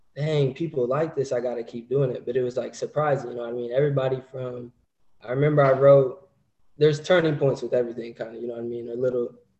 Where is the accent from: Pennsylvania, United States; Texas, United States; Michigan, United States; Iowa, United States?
Iowa, United States; Cedar Rapids; also born or lived in St. Louis; now in San Diego, United States; I'm from Cedar Rapids.